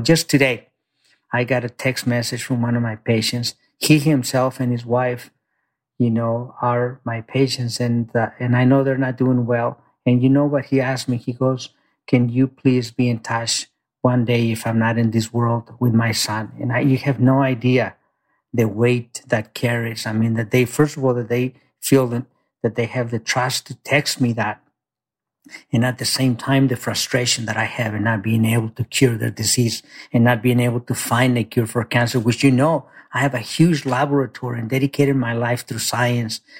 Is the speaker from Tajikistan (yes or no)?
no; Mexico; now in United States; I grew up very poor in Mexico. I came to this country, you know, undocumented